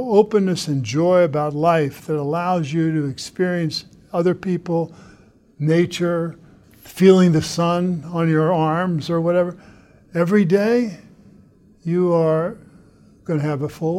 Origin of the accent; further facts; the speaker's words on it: Missouri, United States; accent: flat O-R; moved away; also born or lived in New Jersey; I came from the Midwest, Missouri, the land of the flat O-R